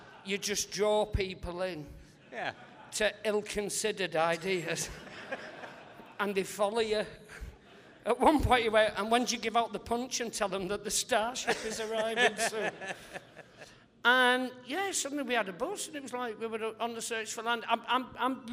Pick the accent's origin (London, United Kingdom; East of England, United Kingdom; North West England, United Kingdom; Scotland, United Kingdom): North West England, United Kingdom; St Helens; I love my hometown because people were sort of saying, you'll have to leave